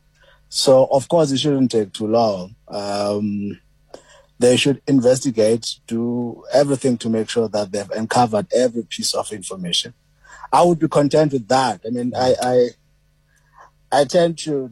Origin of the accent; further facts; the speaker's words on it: Port Elizabeth, Eastern Cape, South Africa; Well, I grew up in PE, actually, in Zwide. Born in New Brighton, grew up in Zwide, PE.